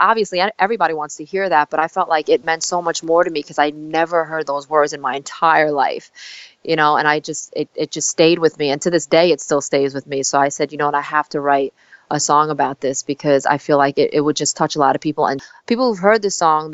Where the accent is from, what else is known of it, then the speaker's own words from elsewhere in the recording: New York City, New York, United States; also born or lived in South Korea; I came to, Staten Island, New York when I was 4 months old.